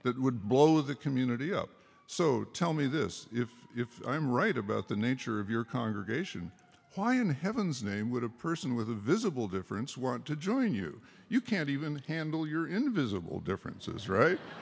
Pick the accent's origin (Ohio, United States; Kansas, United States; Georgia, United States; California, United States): California, United States; Berkeley; I was from Berkeley, so I was the diversity guy